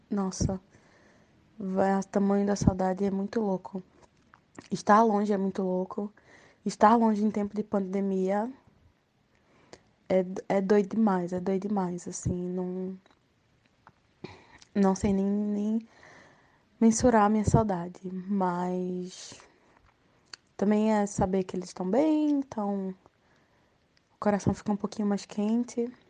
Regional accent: Recife, Pernambuco, Brazil; moved away as an adult; now in New Jersey, United States; Eu sou de Recife, do Janga, na verdade, Janga Maica, e eu moro nos Estados Unidos. Eu moro em New Jersey e eu estou aqui nos Estados Unidos há um ano e dois meses.

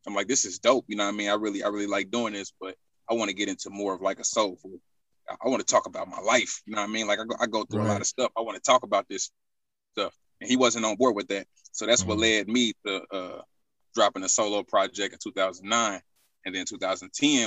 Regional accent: Indianapolis, Indiana, United States; Born and raised in Indianapolis, Indiana

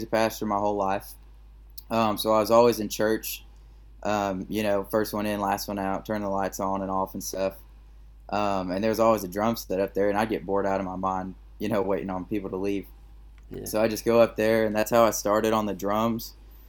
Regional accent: Tulsa, Oklahoma, United States; moved away as an adult; now in Nashville, United States; I'm from Tulsa, the Tulsa area.

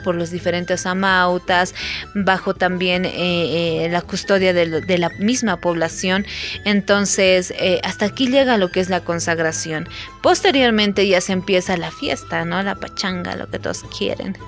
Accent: Bolivia; como buenos bolivianos

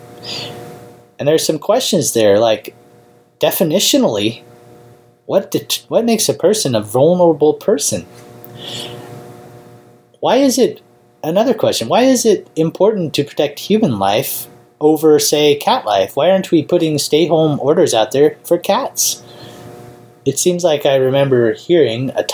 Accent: United States; as an American citizen

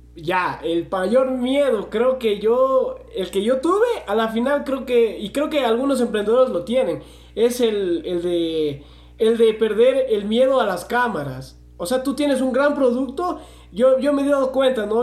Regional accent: Loja, Ecuador; somos de Loja

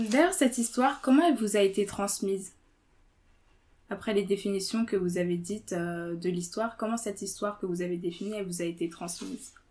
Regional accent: France; j'ai 20 ans. Je suis en troisième année de licence de droit. je suis française, originaire, et mes parents sont d'origine bissau-guinéenne.

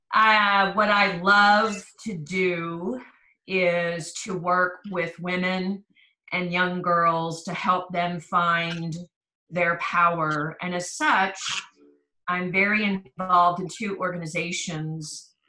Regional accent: East Coast, United States; moved away as an adult; also born or lived in Philadelphia / Maryland; now in Texas, United States; I grew up on the East Coast. I was born in Philadelphia and lived between Pennsylvania and Maryland until I graduated from high school

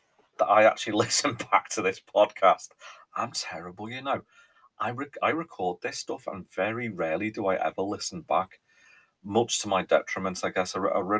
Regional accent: North West England, United Kingdom; accent: Scouse; country, people go, Scouser, right? So I'm very aware there's this weird kind of mix going on with my accent.

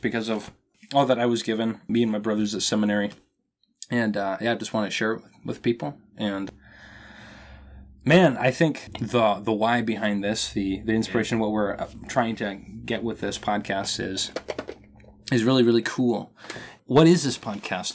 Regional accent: Minnesota, United States; I am a Minnesotan man.

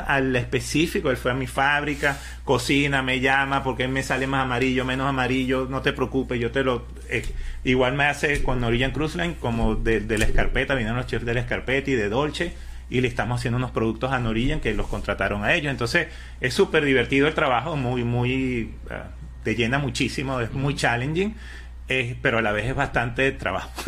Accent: Venezuela; moved away as an adult; now in United States; toda mi vida trabajé en construcción en Venezuela

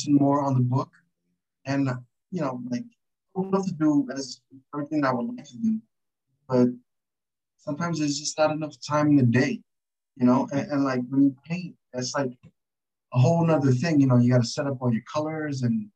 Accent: New Jersey, United States; I'm from New Jersey

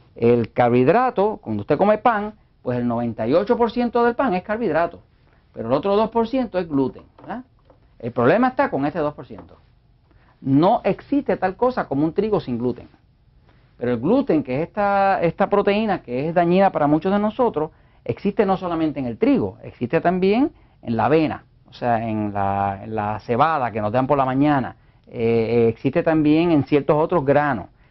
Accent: Puerto Rico; yo, como puertorriqueño

